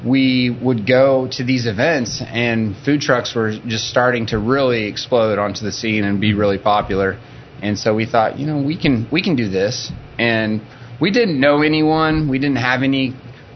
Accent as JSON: {"language": "English", "town": "Cherokee", "region": "Oklahoma", "country": "United States", "tie": "born or raised there", "moved": "as an adult", "lives_now": "Oklahoma City, United States", "said": "I'm from Northwest Oklahoma, a thriving metropolis of Cherokee, Oklahoma"}